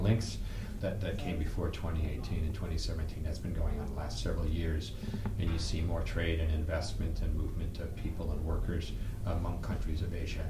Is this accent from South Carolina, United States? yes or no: no; Arizona, United States; also born or lived in Saskatchewan, Canada; I grew up in North America. I started in Saskatchewan, where I was born, but um, much of my youth was actually spent in Arizona.